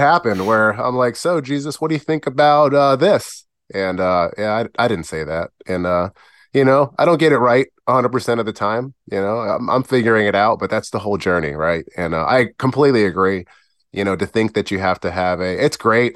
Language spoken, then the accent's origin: English; Virginia Beach, Virginia, United States; also born or lived in Perth Amboy, New Jersey / Providence, Rhode Island; we moved from Providence, Rhode Island when I was about nine down to beautiful Virginia Beach